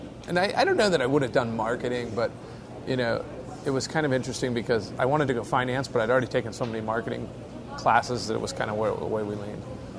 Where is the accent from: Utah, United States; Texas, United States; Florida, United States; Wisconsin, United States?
Utah, United States; also born or lived in Eugene, Oregon / Seoul, Korea / Mexico City / Denver, Colorado; I moved to Utah when I was 2 or 3 years old. My father was a professor at University of Oregon, so I was born in Eugene, Oregon. My father's from Washington State, and my mother's from Los Altos, California, Palo Alto, the area. And so I pretty much grew up here